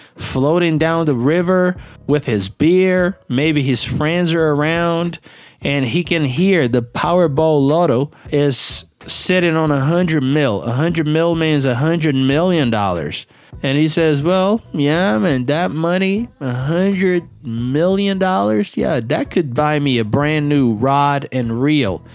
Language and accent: English; Belo Horizonte, Minas Gerais, Brazil; I'm from Belo Horizonte and there are no rivers around or big lakes that I can use a boat here